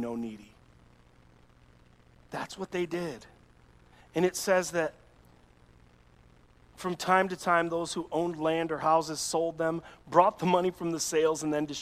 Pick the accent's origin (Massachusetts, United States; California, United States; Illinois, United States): Illinois, United States; Chicago; I'm this boy from Chicago